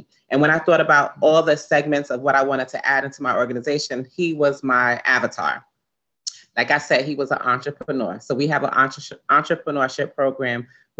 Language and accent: English; New York City, New York, United States; I grew up in East Flatbush